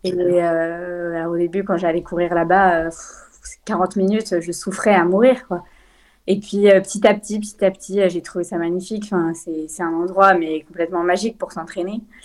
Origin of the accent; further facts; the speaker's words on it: Lyon, Auvergne-Rhône-Alpes, France; je viens de Lyon, j'ai grandi à Lyon.